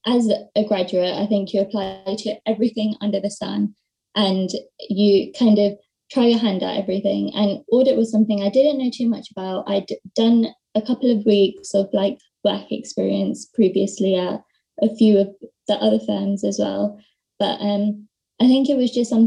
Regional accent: London, United Kingdom; I am from London.

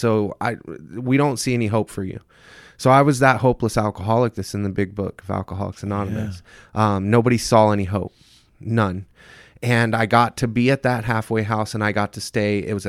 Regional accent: Mesa, Arizona, United States; And then I saw her hanging out with all of the friends that I was from Mesa.

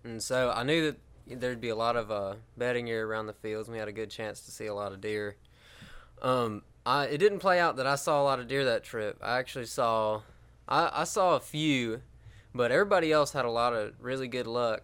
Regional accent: Helena, Alabama, United States; I'm from Helena, Alabama

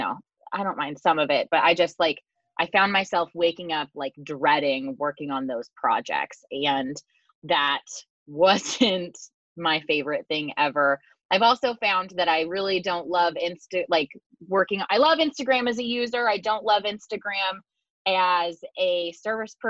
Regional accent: Seattle, Washington, United States; I'm from the Seattle area

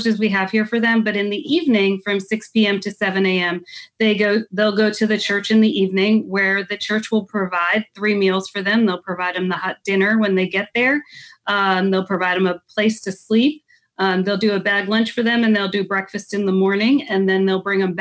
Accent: Dutchess County, New York, United States; moved away; I grew up in Dutchess County

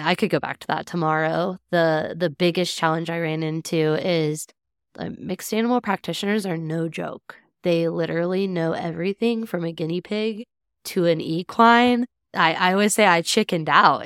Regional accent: Satanta, Kansas, United States; also born or lived in Johnson City, Kansas; grew up in a town called Satana in Haskell County, uh, the very southwestern corner of the state.

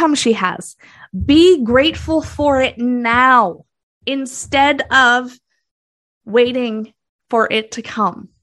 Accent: Canada; I'm Canadian

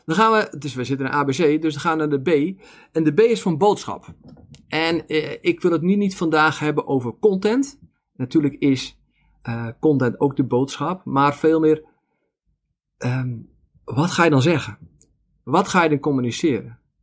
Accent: Zaanstreek, North Holland, Netherlands; now in Veluwe, Netherlands; ik ben in de Zaanstreek opgegroeid

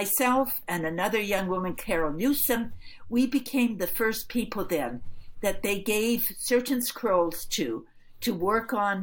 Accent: Edmonton, Alberta, Canada; moved away; also born or lived in Toronto; I grew up in Edmonton

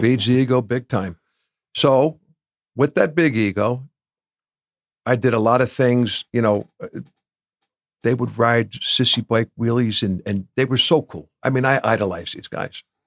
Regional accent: Bloomfield, New Jersey, United States; I grew up in Bloomfield.

